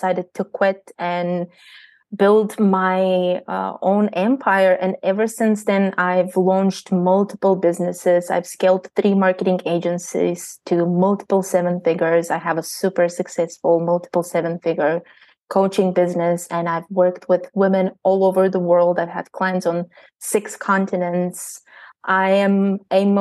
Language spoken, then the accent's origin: English; Bulgaria; moved away as an adult; I am born and raised in Bulgaria. I left Bulgaria when I was 19 years old